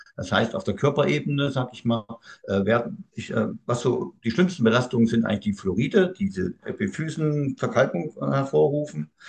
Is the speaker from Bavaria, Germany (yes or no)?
no; Thuringia, Germany; Ich bin nun mal Thüringer, also jetzt wisst ihr auch, wo ich herkomme.